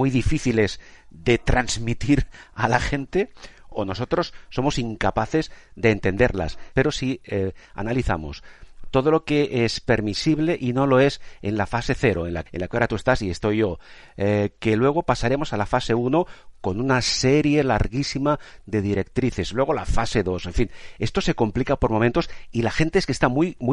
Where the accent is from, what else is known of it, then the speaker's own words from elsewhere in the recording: Spain; expresamente a propósito porque sabemos cómo somos los españoles, que vamos mucho a nuestro aire